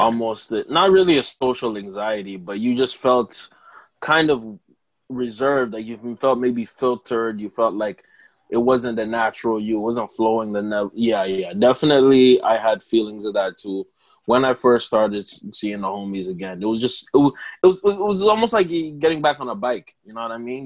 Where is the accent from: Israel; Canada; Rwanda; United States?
Rwanda; as an African Rwandese person